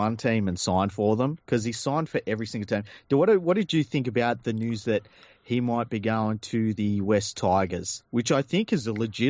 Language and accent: English; Sydney, New South Wales, Australia; Listen, I'm from Mount Druitt.